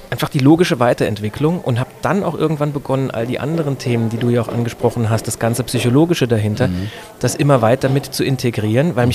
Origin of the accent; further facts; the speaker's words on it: Saarbrücken, Saarland, Germany; ich komme aus Saarbrücken, bin da aufgewachsen, habe das sehr, sehr genossen, im Saarland groß zu werden, denn das ist ein fantastisches Umfeld, um aufzuwachsen.